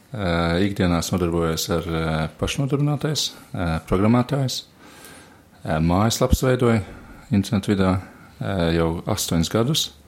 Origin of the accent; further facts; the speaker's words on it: Latvia; moved away; es esmu uzaudzis Matejā